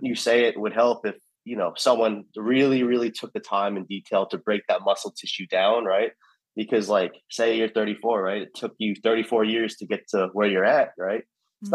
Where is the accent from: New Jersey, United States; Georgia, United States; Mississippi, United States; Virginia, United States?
Georgia, United States; Alpharetta; also born or lived in New York; growing up in Alpharetta